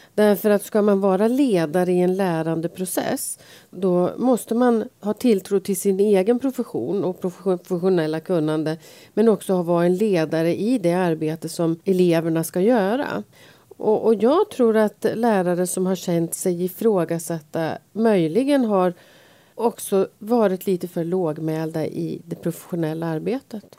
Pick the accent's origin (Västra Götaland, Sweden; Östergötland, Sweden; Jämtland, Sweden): Jämtland, Sweden; Sveg; now in Stockholm, Sweden; Jag är född i Sveg men jag har ju varit stockholmare i ganska många år. Men eh, det hörs ju att jag är född i Sveg